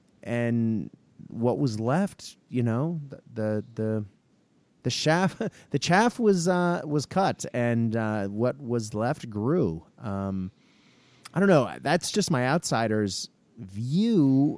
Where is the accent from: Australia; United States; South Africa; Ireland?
Australia; well, there's also that sort of, in essence, being Australian of element